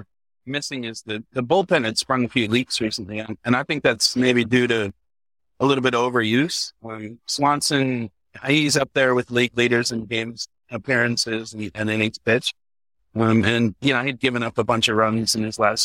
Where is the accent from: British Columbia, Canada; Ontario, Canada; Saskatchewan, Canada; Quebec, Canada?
Ontario, Canada; London; now in New York, United States; I grew up in London, Ontario, halfway between Toronto and Detroit.